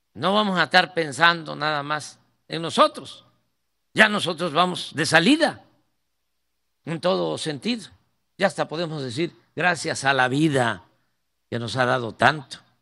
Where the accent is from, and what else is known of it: Mexico